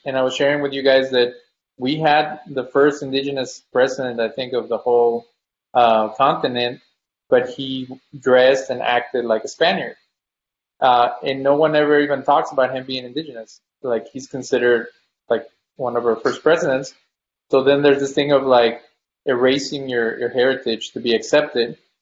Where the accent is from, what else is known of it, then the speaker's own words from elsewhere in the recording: Mexico; now in United States; when you come from Mexico or any country, when you first get here, everybody's like, where are you from? Because of your accent